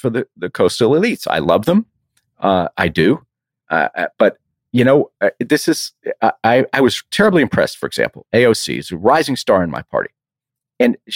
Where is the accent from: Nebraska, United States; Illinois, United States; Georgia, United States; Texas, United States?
Texas, United States; I have to say this as a Texan, you know, I'm a Texas Longhorn